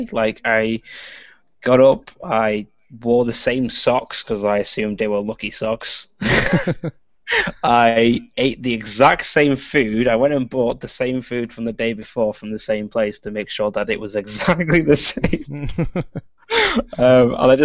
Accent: Warrington, North West England, United Kingdom; I'm from a town called Warrington, which is like in between Manchester and Liverpool

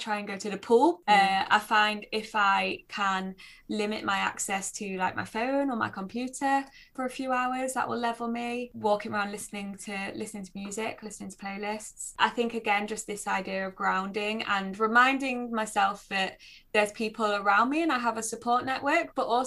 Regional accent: Nottinghamshire, East Midlands, United Kingdom; now in North East England, United Kingdom; I grew up in Nottinghamshire, so we were kind of as far away from the sea as you could

